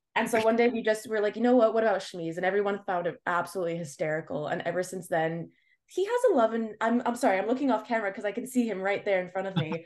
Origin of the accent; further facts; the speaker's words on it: Montreal, Quebec, Canada; I was born and raised in Montreal